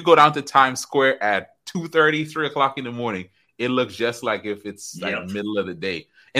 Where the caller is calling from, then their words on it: Tampa, Florida, United States; Tampa, Florida. Right here in Tampa, Florida. The weather's beautiful.